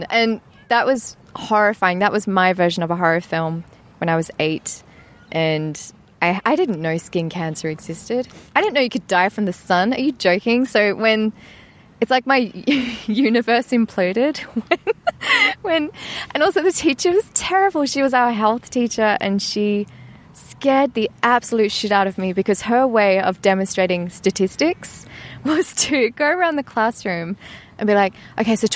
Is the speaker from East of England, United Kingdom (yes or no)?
yes; East of England, United Kingdom; Essex. I come from Essex